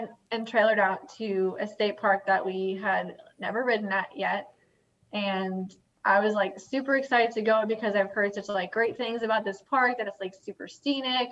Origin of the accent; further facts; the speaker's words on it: Long Island, New York, United States; moved away; I'm originally from Long Island